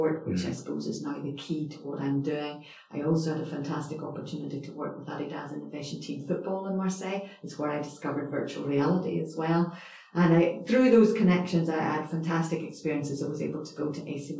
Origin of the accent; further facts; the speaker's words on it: Northern Ireland, United Kingdom; moved away as an adult; also born or lived in Edinburgh; I suppose I'm originally from Northern Ireland